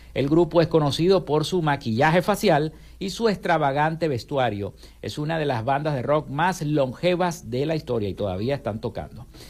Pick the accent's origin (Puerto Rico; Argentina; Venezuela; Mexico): Venezuela; Maracaibo, Zulia; en nuestro estado Zulia y en nuestro municipio Maracaibo